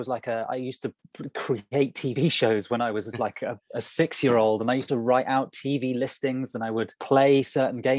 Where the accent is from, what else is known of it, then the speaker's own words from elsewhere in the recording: Burnham-on-Sea, South West England, United Kingdom; also born or lived in London; I grew up in Somerset, so on the coast, small town called Burnham-on-Sea